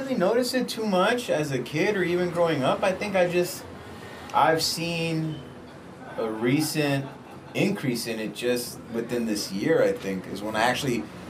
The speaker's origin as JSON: {"language": "English", "town": "Los Angeles", "region": "California", "country": "United States", "tie": "born or raised there", "said": "We're in this exact same neighborhood right here in Los Angeles. In Koreatown, I guess you could say."}